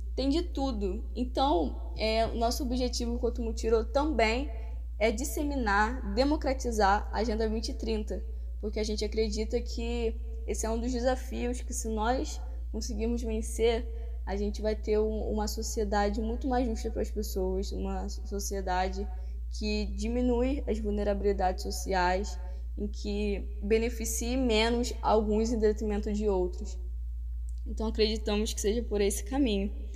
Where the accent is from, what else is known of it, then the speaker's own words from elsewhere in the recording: Rio de Janeiro, Brazil; accent: carioca; imagino que pelo sotaque vocês já devam estar desconfiando de que sou carioca. Isso aí, diretamente do Rio de Janeiro